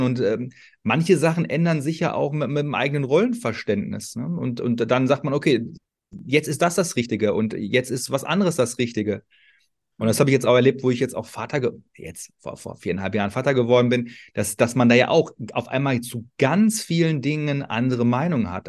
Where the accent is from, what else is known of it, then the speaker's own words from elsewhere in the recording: Ruhr area, North Rhine-Westphalia, Germany; ich komme aus dem Ruhrgebiet, vielleicht hört man